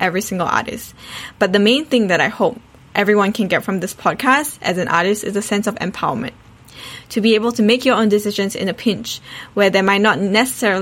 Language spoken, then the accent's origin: English; Perth, Western Australia, Australia; also born or lived in Singapore; I was born in Singapore but brought up in Australia